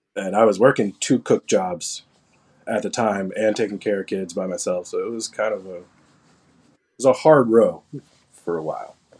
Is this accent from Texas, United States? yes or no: yes; Gainesville, Texas, United States; I grew up in Gainesville, Texas. It's a really small town just south of the Oklahoma border